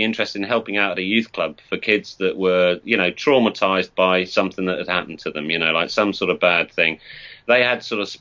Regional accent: Norwich, East of England, United Kingdom; also born or lived in Northampton; I'm from Norwich

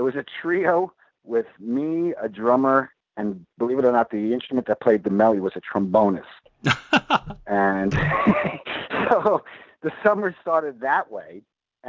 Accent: New York City, New York, United States; moved away as an adult; I was born and raised in Brooklyn.

